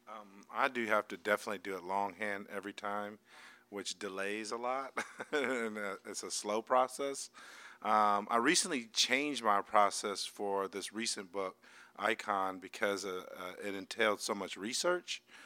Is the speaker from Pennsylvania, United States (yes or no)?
no; San Francisco, California, United States; moved away as an adult; now in Los Angeles, United States; I'm from San Francisco